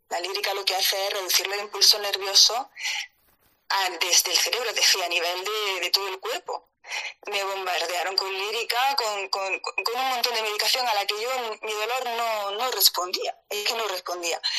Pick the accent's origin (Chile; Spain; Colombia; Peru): Spain; Granada, Andalusia; yo soy de Andalucía, soy de Granada